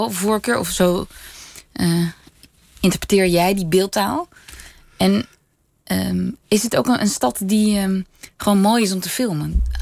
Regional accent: Netherlands; als Nederlander

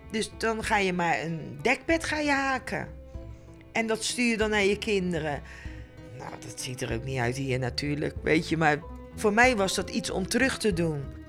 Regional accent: Netherlands; ik als Nederlandse vrouw

